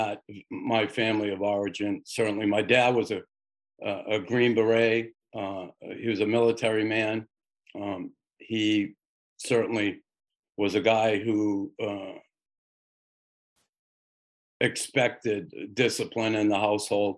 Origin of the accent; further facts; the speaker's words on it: Boston, Massachusetts, United States; now in Montreal, Canada; I grew up in Boston in a predominantly Irish neighborhood